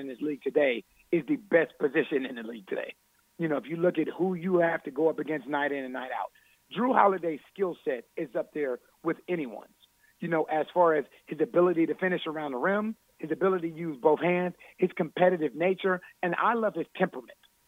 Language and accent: English; Columbus, Ohio, United States; I'm from Ohio. I'm originally from Columbus, Ohio.